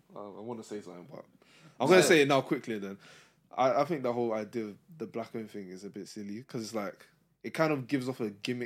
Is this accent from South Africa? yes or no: no; Nigeria; But as a Nigerian, like, the Nigerian culture is not the same as the Congolese culture.